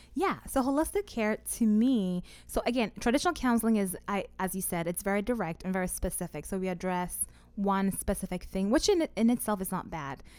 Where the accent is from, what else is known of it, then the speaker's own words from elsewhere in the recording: Ghana; now in Omaha, United States; I'm originally from Ghana, and my parents still live in Ghana.